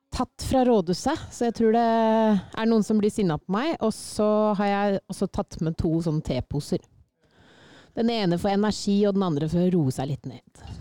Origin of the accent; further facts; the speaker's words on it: Sylling, Buskerud, Norway; kommer jeg fra Sylling